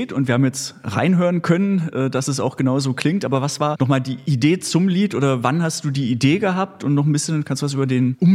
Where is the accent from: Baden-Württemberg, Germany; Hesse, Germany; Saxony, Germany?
Baden-Württemberg, Germany; Stuttgart; now in Berlin, Germany; kann ja verraten, ich komme aus Stuttgart, aber das Schwäbische hatte ich nie